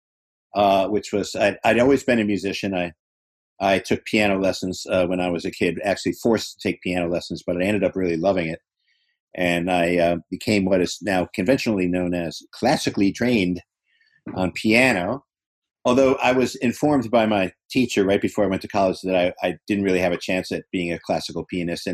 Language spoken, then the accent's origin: English; New York, United States; moved away as an adult; also born or lived in Boston; I was from New York